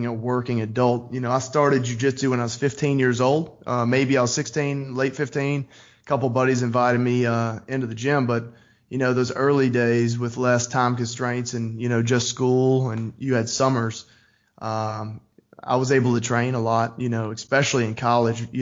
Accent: Trussville, Alabama, United States; I'm from Trussville, Alabama.

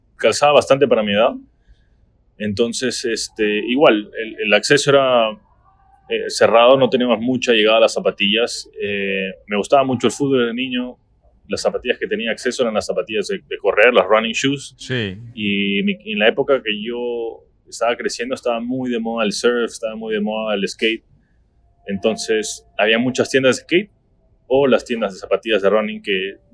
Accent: Trujillo, La Libertad, Peru; moved away as an adult; also born or lived in New Jersey, United States; now in Miami, United States; yo soy del norte de Perú, soy una ciudad que se llama Trujillo, cerca de la playa

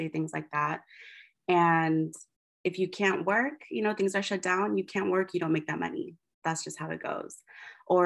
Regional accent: Sonoma County, California, United States; I grew up in Sonoma County, which is about 1 hour north of San Francisco

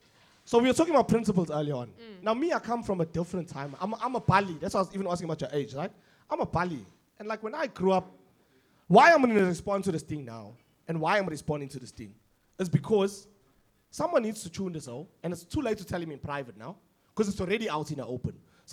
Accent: South Africa; I'm not from Newlands, and they know I'm not from fucking Newlands. They know I'm from Merendridge.

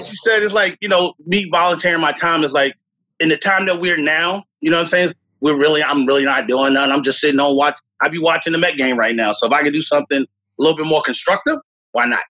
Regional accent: New York City, New York, United States; moved away as an adult; now in South Brunswick, United States; I grew up in the South Bronx

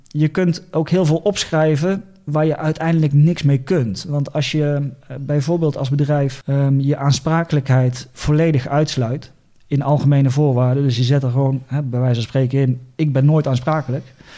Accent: Eindhoven, North Brabant, Netherlands; moved away as an adult; also born or lived in Leeuwarden; Ik ben geboren in Eindhoven

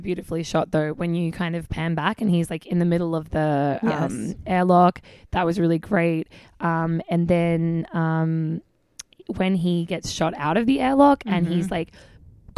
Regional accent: Australia; as an Australian, I don't say the R.

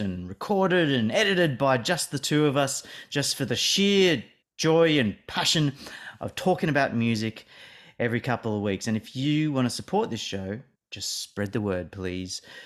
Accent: Australia; me living and growing up in Australia

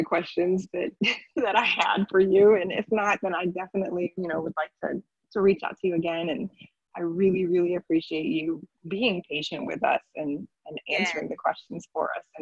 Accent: Florida, United States; I was raised in Florida

